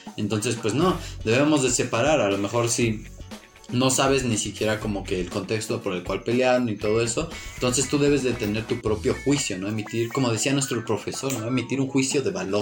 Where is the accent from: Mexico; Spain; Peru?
Mexico; nosotros aquí en México